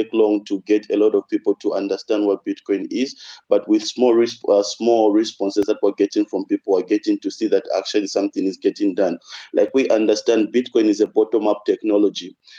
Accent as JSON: {"language": "English", "country": "Zambia", "also_born_or_lived": "Russia", "said": "a lot of people in my country"}